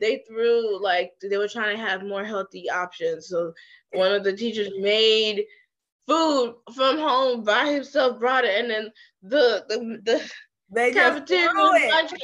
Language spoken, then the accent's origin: English; Houston, Texas, United States; moved away as an adult; also born or lived in Nigeria; now in Los Angeles, United States; I'm Nigerian, born there, moved to Houston, Texas at 9, so I'm mainly raised in Houston, Houstonian as well